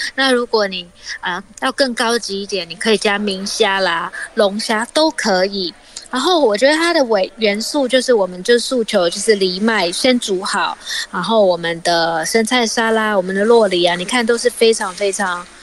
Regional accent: Tainan, Taiwan; 我是台南人嘛，所以我爸爸妈妈从小就是觉得，哎，我们什么，吃什么东西要沾什么酱，然后嗯。吃什么东西要沾什么调味料，所以我从小就是这样子的一个环境长大的

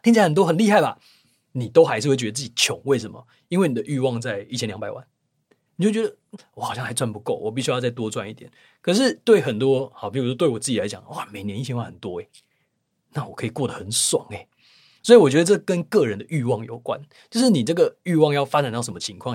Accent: Taiwan; 我明明是应该在台湾这块土地上土生，土长的原住民

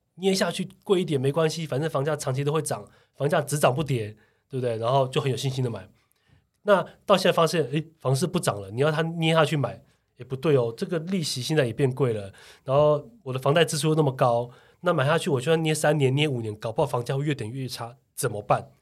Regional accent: Taiwan; 我们台湾人

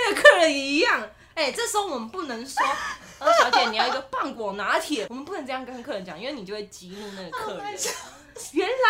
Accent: Taiwan; 我觉得我们台湾人真的非常的友善

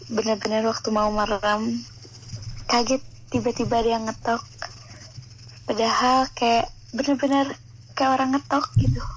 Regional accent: Tangerang, Banten, Indonesia; halo kenalin gue temen Aisyah … hmm, gue asal dari Tangerang

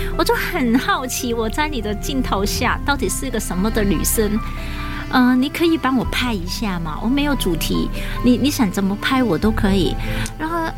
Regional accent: Hong Kong; moved away as an adult; also born or lived in Longtan, Taoyuan, Taiwan; now in Taoyuan, Taiwan; 我在香港也是从事摄影的工作，那来到台湾呢，也继续开始我独立那个，呃，摄影工作者相关的

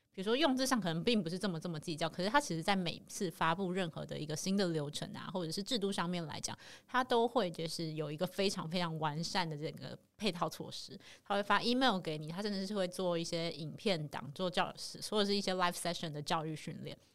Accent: Taiwan; 你也是台湾人，我也是台湾人

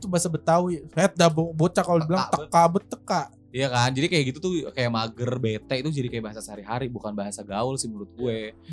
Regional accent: Sumatra, Indonesia; Ah gue mau pulang kampung. Ah ke rumah ke kampung gue Suwarna Dwipa, Sumatera.

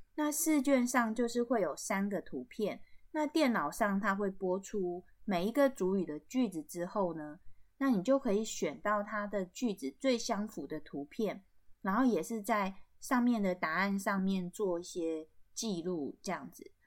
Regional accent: Taiwan; 从小在部落看到这个结婚的习俗

